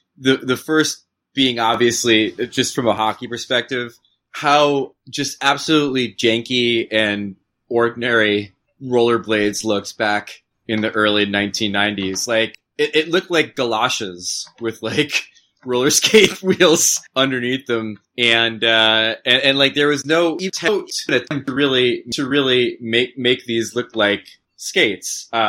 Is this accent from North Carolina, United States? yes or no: no; Matawan, New Jersey, United States; growing up in Matawan in central Jersey